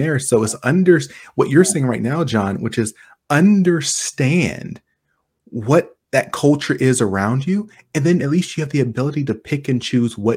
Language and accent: English; United States; as an African-American, as a American